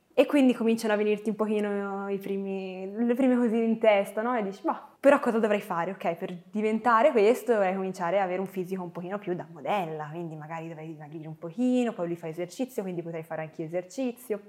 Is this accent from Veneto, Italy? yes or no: no; Florence, Tuscany, Italy; Io sono nata a Firenze eh, il 10 marzo e sono cresciuta in una bellissima famiglia